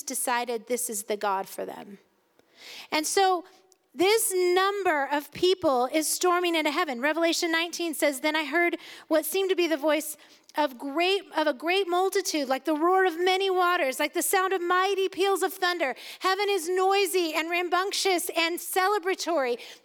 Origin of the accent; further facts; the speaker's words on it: United States; as an American